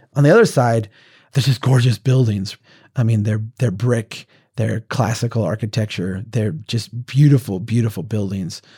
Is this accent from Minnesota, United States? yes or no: yes; central Minnesota, United States; here in my hometown